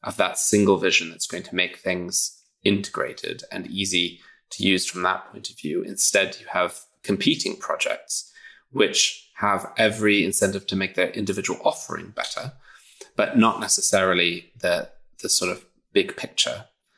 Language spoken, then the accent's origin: English; England, United Kingdom; Absolutely. I mean, I am also British, but yes.